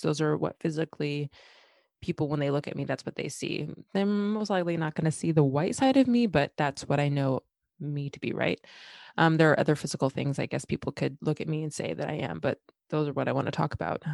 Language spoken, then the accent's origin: English; West Linn, Oregon, United States; growing up in West Lynn, and that happens to be a city in Oregon